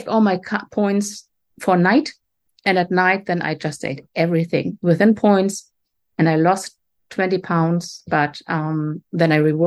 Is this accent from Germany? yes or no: yes; Germany; moved away as an adult; also born or lived in Atlantic Canada; now in Canada; I grew up in Germany, but right now I'm on the east coast of Canada